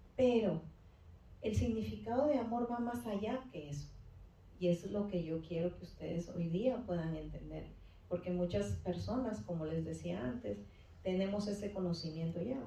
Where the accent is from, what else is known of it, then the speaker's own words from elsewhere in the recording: Peru; moved away as an adult; ya casi llego a los 40, así es que eh, estudié seis años, ejercí dos años en mi país y después pues, me vine para acá